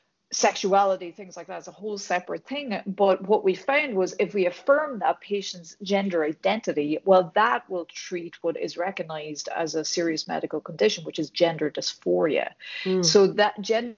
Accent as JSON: {"language": "English", "country": "Ireland", "tie": "born or raised there", "also_born_or_lived": "Dublin", "accent": "Irish", "moved": "as an adult", "lives_now": "United States", "said": "I was born and raised in Ireland"}